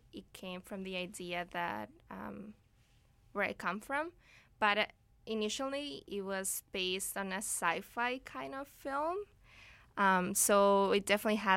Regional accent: Ecuador; now in Vancouver, Canada; I'm from Ecuador originally

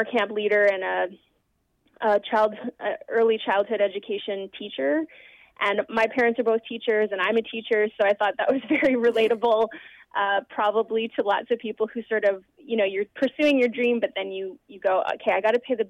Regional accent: Vancouver, British Columbia, Canada; my hometown

